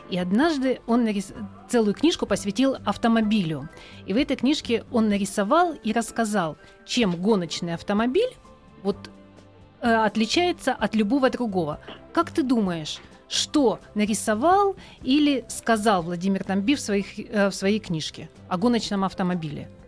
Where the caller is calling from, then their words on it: Yakutsk, Sakha Republic, Russia; я из Якутска, мне 9 лет.